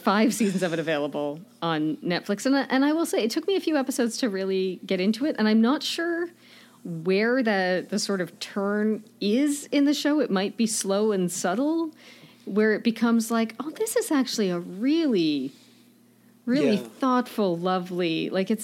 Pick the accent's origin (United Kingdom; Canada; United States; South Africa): Canada; as a Canadian